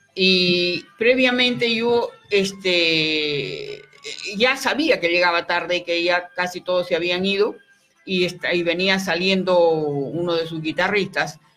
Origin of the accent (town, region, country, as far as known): Arequipa, Peru